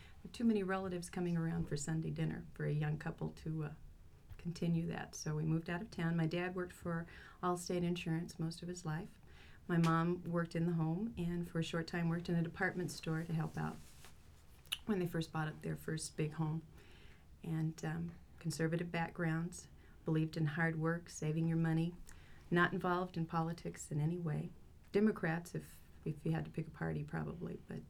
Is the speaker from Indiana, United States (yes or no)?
no; Albuquerque, New Mexico, United States; born or raised there; also born or lived in Lubbock, Texas